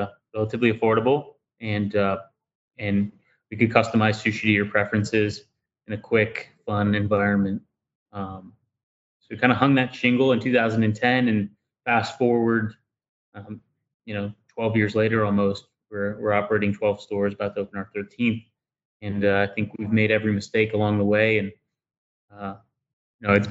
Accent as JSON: {"language": "English", "town": "Dayton", "region": "Ohio", "country": "United States", "tie": "born or raised there", "lives_now": "Columbus, United States", "said": "I grew up in Dayton, Ohio"}